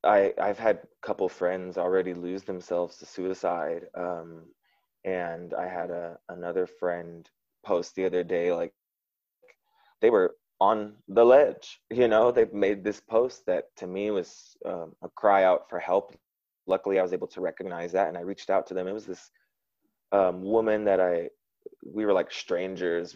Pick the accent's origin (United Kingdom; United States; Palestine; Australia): United States; moved away as an adult; now in Vietnam; as an American